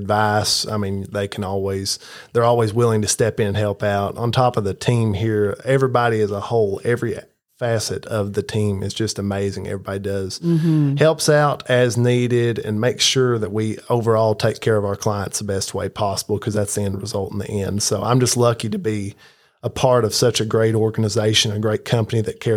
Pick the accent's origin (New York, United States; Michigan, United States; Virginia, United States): Virginia, United States; moved away; I'm from Virginia originally, not far away from here, like an hour and 15 minutes